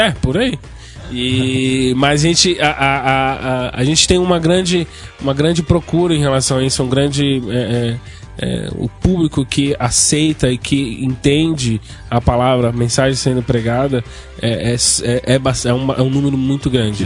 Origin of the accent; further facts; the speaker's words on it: São Paulo, Brazil; moved away; eu não sou daqui, eu sou de São Paulo